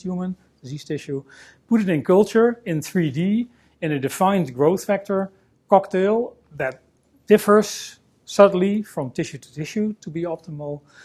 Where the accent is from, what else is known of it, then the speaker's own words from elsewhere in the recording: Netherlands; I'm a scientist from the Netherlands